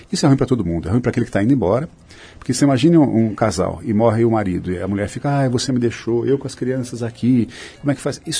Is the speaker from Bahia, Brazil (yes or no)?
no; Sorocaba, São Paulo, Brazil; eu sou de Sorocaba e nós somos do mesmo ano que você citou, inclusive.